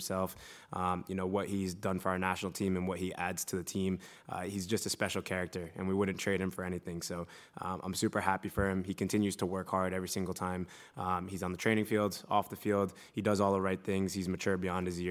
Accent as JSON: {"language": "English", "country": "United States", "moved": "as an adult", "lives_now": "Leeds, United Kingdom", "said": "I'm American wherever I go."}